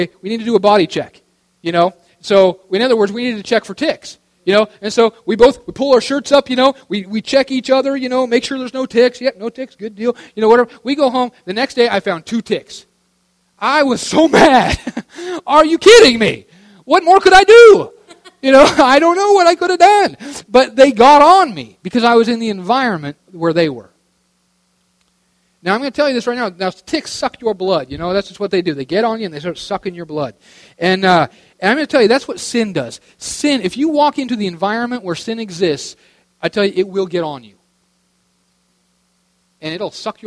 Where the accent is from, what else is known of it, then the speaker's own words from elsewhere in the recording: Western Oregon, United States; also born or lived in Tulsa; I'm from Western Oregon